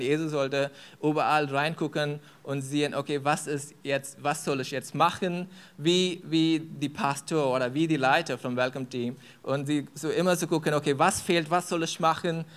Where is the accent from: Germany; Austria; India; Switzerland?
India; German is a second language; moved away; ich komme aus Indien